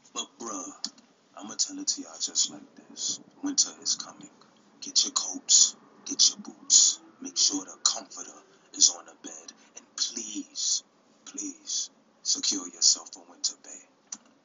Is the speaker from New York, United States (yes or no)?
yes; New York City, New York, United States; I'm from New York City for real